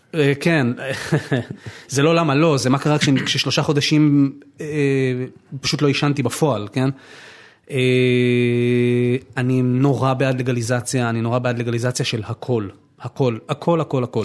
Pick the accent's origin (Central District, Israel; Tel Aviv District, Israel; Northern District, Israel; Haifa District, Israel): Tel Aviv District, Israel; Tel Aviv; now in Givatayim, Israel; אני נולדתי בתל אביב